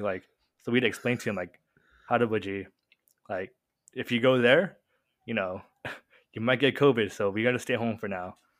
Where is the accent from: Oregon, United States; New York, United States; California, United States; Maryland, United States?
California, United States; Murrieta; born and raised in Murrieta, uh, I'm pretty sure most listeners don't know where Murrieta is, but next to Temecula